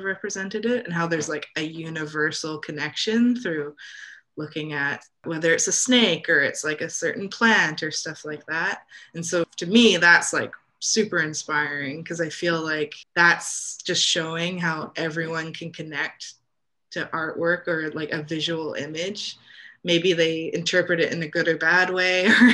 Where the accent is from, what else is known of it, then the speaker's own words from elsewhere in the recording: Canada; what I grew up with here in Canada